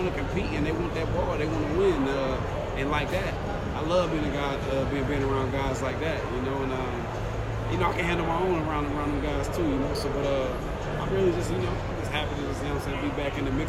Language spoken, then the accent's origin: English; New York, United States; We're from New York. We're from Orange County, New York.